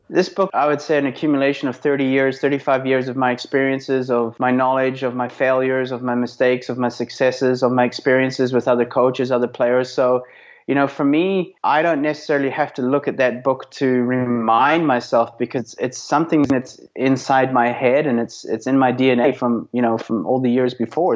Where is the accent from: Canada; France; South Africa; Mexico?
South Africa; also born or lived in Belfast, Northern Ireland; as a kid growing up in South Africa. Um, I was actually born in Belfast, Northern Ireland, but moved to South Africa when I was uh, five